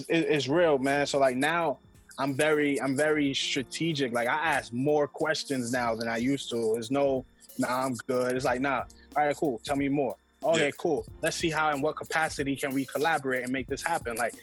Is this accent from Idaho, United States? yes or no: no; New York City, New York, United States; I'm from Highbridge in the Bronx